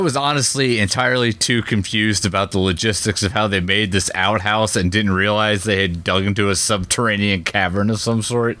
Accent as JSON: {"language": "English", "region": "Ohio", "country": "United States"}